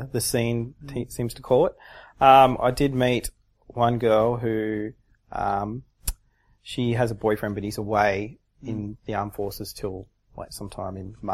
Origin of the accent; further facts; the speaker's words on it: Sydney, New South Wales, Australia; I said, Sydney.